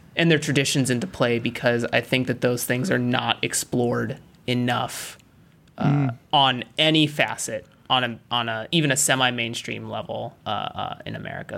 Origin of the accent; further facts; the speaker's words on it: United States; I'm American. I'm not African by any stretch of the imagination